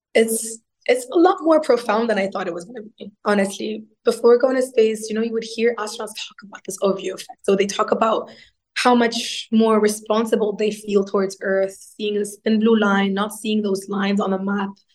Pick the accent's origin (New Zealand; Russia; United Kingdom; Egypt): Egypt; moved away as an adult; also born or lived in Italy / Berlin; I grew up in Egypt, so I um, I got my bachelor's degree in mechanical engineering